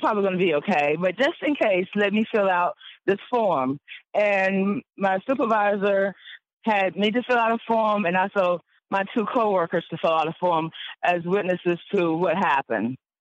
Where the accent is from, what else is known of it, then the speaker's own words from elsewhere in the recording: Wake County, North Carolina, United States; basically was born and raised in Wake County, so I've been here um, pretty much all my life